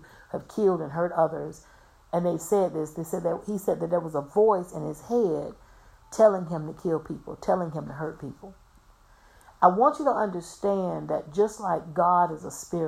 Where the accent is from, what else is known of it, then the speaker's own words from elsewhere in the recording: Florida, United States; I'm from Florida. I was born and raised in Florida